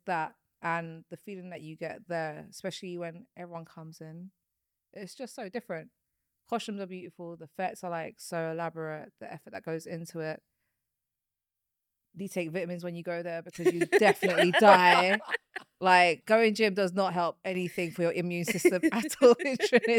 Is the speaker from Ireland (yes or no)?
no; Mauritius